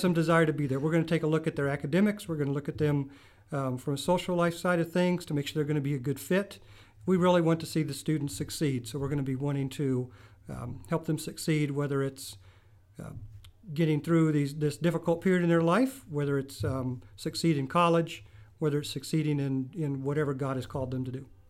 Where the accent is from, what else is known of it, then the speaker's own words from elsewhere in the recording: Midland, Texas, United States; moved away as an adult; also born or lived in Kansas; I grew up in Free Methodist Church in Midland, Texas.